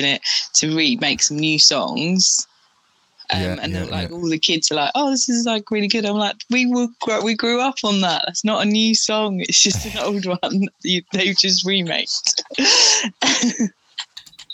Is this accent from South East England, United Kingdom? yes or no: no; Mitcham, London, United Kingdom; moved away as an adult; also born or lived in Trinidad / Portsmouth; now in Medway, United Kingdom; I was born in Trinidad. My family moved to England and then we always lived around Mitcham